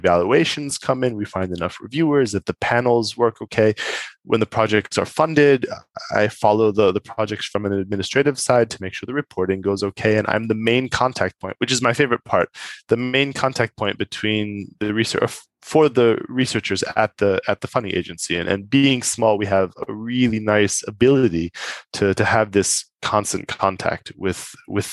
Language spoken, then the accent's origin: English; United States; moved away as an adult; now in Europe; being American